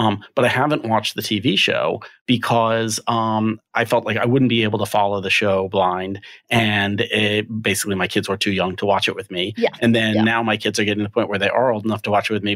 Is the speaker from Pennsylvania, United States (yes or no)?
yes; Philadelphia, Pennsylvania, United States; I'm from Philadelphia.